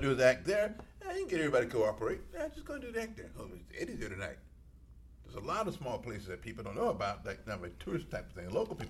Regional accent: Mississippi, United States; I said, I'm from Mississippi, and it's worse when I was growing up in Mississippi.

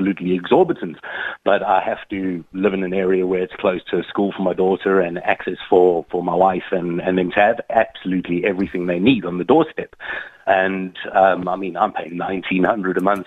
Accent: South Africa; now in Ireland; I'm from South Africa

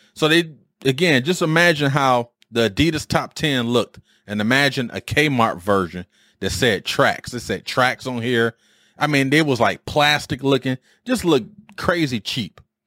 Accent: Detroit, Michigan, United States; moved away as an adult; as a youth growing up in Detroit, I was born in seventy-four

